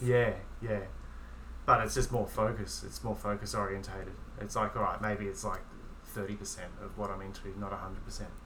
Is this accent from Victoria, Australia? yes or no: yes; Melbourne, Victoria, Australia; as a writer growing up in Melbourne